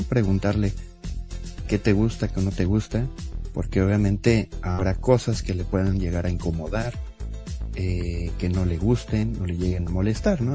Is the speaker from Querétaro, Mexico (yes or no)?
no; Mexico City, Mexico; yo tengo 39 años, soy de la Ciudad de México